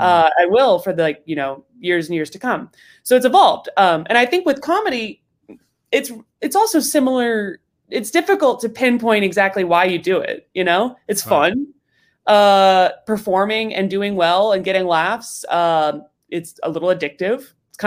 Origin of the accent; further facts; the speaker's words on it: Rhode Island, United States; Rhode Island.